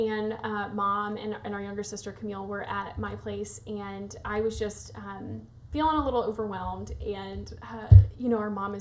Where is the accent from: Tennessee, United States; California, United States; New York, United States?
Tennessee, United States; Nashville; I also born and raised in Nashville